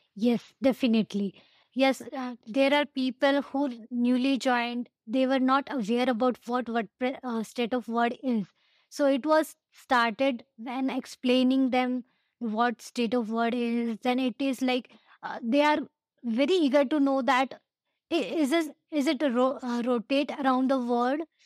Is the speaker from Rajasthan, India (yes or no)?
yes; Ajmer, Rajasthan, India; I'm from Ajmer, India